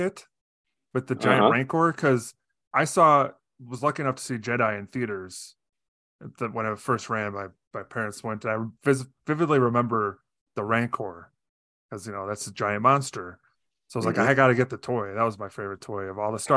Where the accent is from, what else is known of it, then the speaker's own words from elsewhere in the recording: Illinois, United States; accent: Illinois accent; an Illinois accent where I'm from